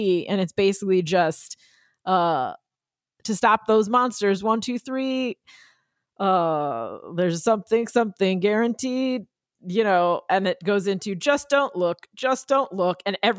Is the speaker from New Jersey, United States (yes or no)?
yes; New Jersey, United States; And growing up in New Jersey, whenever there was a snowstorm or a rainstorm, my friends and I would say, lousy smarch weather.